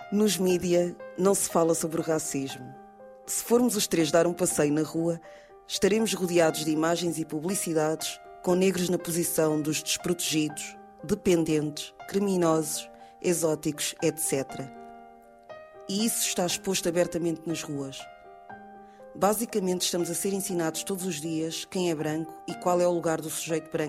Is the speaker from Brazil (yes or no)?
no; Cape Verde; also born or lived in Angola / Lisbon, Portugal; Nasci em Angola, mas depois me Cabo antes. cresci em Cabo Verde, também estudei em Lisboa